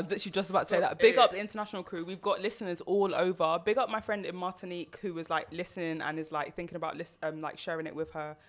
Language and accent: English; Jamaica; We don't do that as a Jamaican.